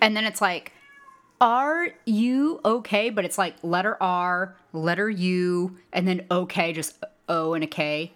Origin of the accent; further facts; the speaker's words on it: United States; as an American